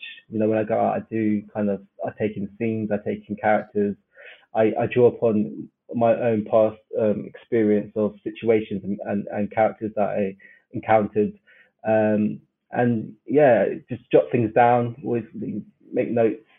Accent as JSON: {"language": "English", "region": "London", "country": "United Kingdom", "tie": "born or raised there", "said": "South West London, yeah. I'm from Brixton"}